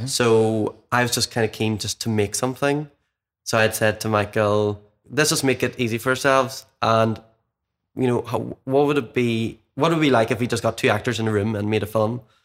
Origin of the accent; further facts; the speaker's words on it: Cookstown, Northern Ireland, United Kingdom; now in Belfast, United Kingdom; I'm from Mid-, like, Cookstown, Mid Ulster originally